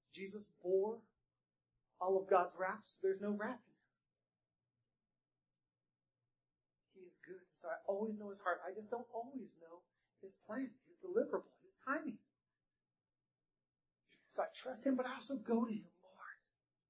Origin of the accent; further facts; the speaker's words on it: North Carolina, United States; I was born in North Carolina.